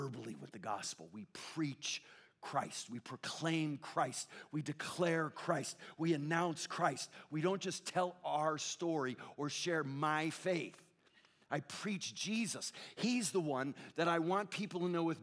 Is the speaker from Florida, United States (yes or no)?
no; Connecticut, United States; now in Southern California, United States; I grew up in the Northeast, in Connecticut, New England, where it's pretty spiritually dead